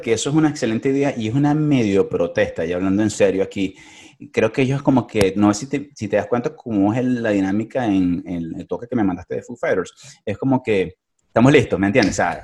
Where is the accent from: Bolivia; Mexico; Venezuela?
Venezuela; Caracas, Capital District; moved away; como buen caraqueño